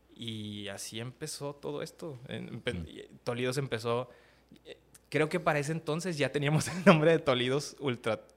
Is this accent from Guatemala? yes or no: no; Ciudad Juárez, Chihuahua, Mexico; also born or lived in Acapulco, Guerrero / Mexico City / Monterrey; Me crié en la Ciudad de México hasta los ocho años y luego eh, mi familia se mudó a Ciudad Juárez y pues obviamente de ahí para el Real